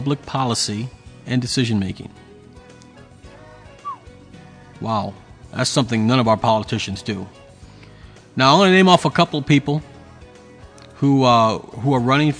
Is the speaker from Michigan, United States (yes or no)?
no; Texas, United States; moved away; of the Libertarian Party of Texas, one of my home state